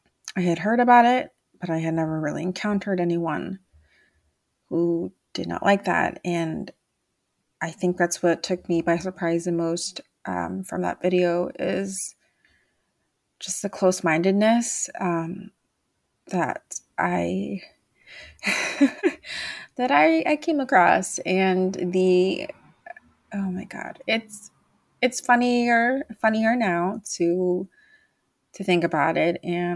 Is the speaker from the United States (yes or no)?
no; Mexico; I'm still Mexican-American. I'm still from Mexico. I still speak Spanish. Even if I have an accent, that does not change anything about me.